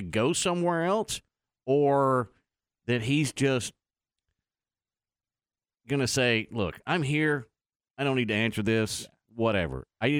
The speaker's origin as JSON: {"language": "English", "area": "Dallas–Fort Worth Metroplex", "region": "Texas", "country": "United States", "tie": "born or raised there", "said": "But growing up in the Metroplex"}